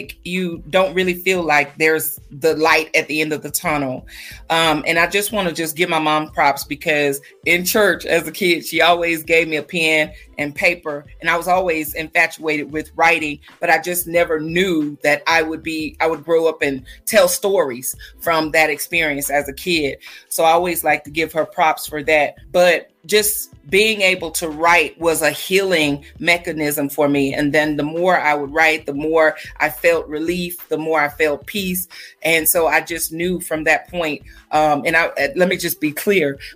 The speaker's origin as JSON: {"language": "English", "region": "Texas", "country": "United States", "moved": "yes", "lives_now": "Colorado Springs, United States", "said": "I'm actually in Colorado as well, Colorado Springs, but I'm not from here. I'm actually from Texas"}